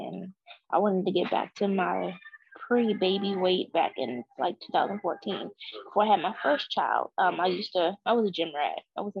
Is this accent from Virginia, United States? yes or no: yes; Caroline County, Virginia, United States; I'm a single mom of 2 kids, and I'm from Virginia, a small county, Caroline County.